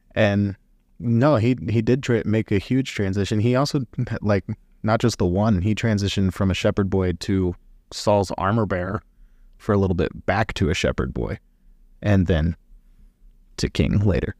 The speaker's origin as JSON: {"language": "English", "town": "Springfield", "region": "Missouri", "country": "United States", "tie": "born or raised there", "said": "I'm born and raised in Springfield, Missouri"}